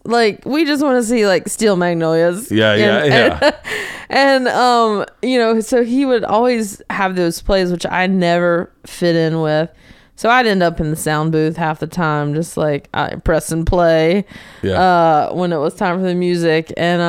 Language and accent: English; the South, United States; you know, I'm from the South. We like to eat.